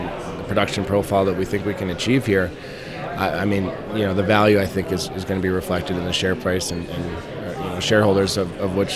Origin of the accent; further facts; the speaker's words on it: Vancouver, British Columbia, Canada; I grew up in Vancouver.